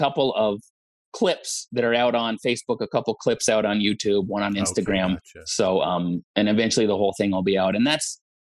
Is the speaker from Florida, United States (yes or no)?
no; Olympia, Washington, United States; I'm from Olympia, Washington